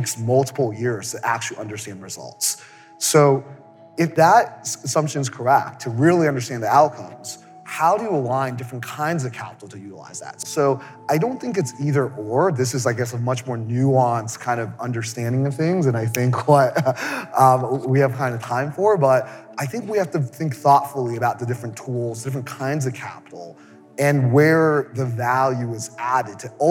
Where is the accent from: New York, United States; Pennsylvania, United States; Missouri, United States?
New York, United States; New York City; I'm from New York, from Queens, as a poor immigrant kid from Queens.